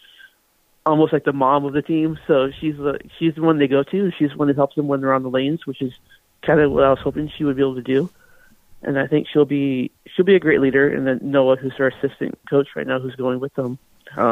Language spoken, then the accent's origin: English; Southern California, United States; moved away as an adult; also born or lived in Nebraska; I grew up in Southern California, so I bowled out there